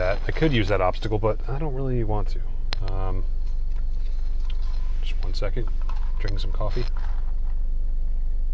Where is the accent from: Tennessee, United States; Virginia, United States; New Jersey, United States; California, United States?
New Jersey, United States; We're both from New Jersey, or both went to high school in New Jersey